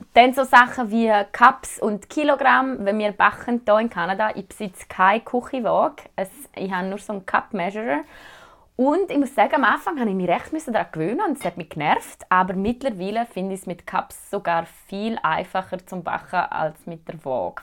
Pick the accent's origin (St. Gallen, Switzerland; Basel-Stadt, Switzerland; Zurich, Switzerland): Zurich, Switzerland; moved away as an adult; now in Thunder Bay, Canada; mich als Schweizerin